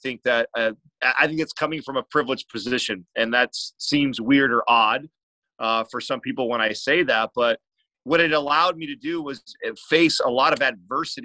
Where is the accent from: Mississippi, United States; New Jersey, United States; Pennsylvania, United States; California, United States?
California, United States; San Jose; I'm from the Bay Area, San Jose, California